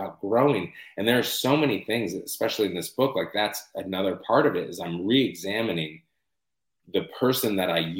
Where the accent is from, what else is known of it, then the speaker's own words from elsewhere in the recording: United States; I'm an American writer